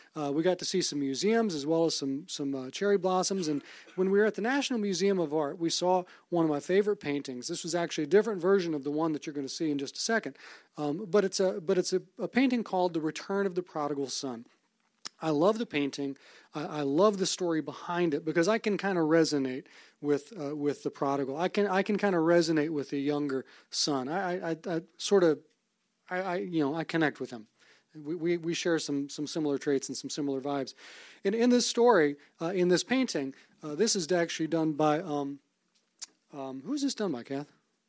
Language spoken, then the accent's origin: English; Fairhope, Alabama, United States; born there; also born or lived in Savannah, Georgia / Omaha, Nebraska / Vicksburg, Mississippi / Monroe, Louisiana; I was born in Fairhope, Alabama, moved to Savannah, Georgia, Omaha, Nebraska, Vicksburg, Mississippi, then went to college in Monroe, Louisiana